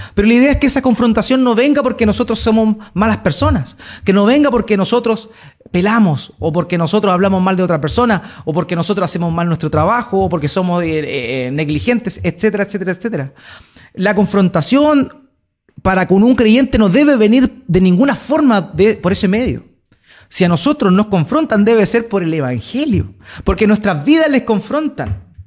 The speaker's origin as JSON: {"language": "Spanish", "country": "Chile", "said": "Ya no somos chilenos"}